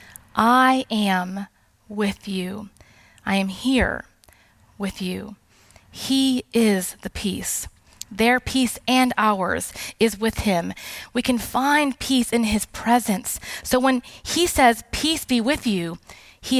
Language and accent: English; South Texas, United States; moved away; I'm not Latina, but I am originally from South Texas